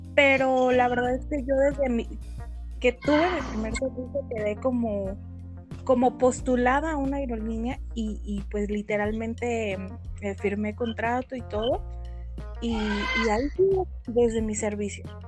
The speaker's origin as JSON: {"language": "Spanish", "town": "Guadalajara", "region": "Jalisco", "country": "Mexico", "said": "soy de Guadalajara, Jalisco y, pues aquí resido."}